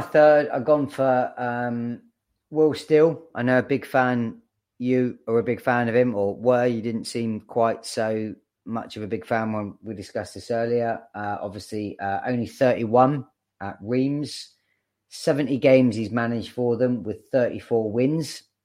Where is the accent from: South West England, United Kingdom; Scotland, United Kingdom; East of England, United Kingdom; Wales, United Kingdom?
South West England, United Kingdom; Bournemouth; I, as much as I grew up in Bournemouth, um, I didn't, I wasn't born there. I just lived there the majority of my, my childhood